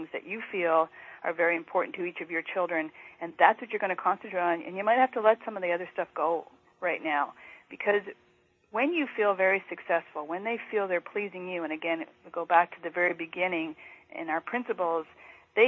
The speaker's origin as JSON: {"language": "English", "country": "Canada", "said": "a fellow Canadian"}